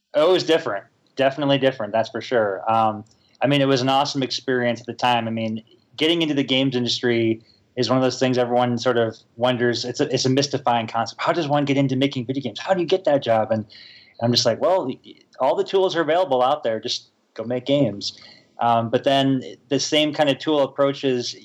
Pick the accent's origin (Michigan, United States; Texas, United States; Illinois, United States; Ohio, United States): Illinois, United States; Chicago; moved away as an adult; now in Utah, United States; I'm actually from Chicago